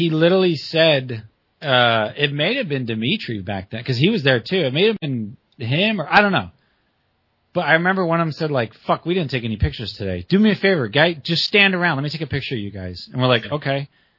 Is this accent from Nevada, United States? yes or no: yes; Las Vegas, Nevada, United States; Okay, so growing up in Vegas, we always felt Southern California was like the rail kingdom because everything's lower out there.